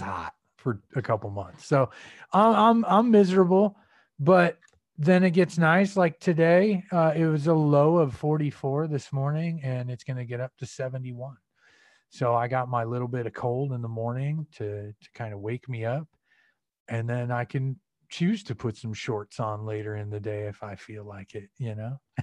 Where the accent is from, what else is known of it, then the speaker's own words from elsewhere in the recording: Peoria, Illinois, United States; moved away as an adult; also born or lived in Chicago, Illinois; now in Arizona, United States; I'm originally from the Midwest. Central Illinois, uh, grew up there for about eighteen years, uh, Peoria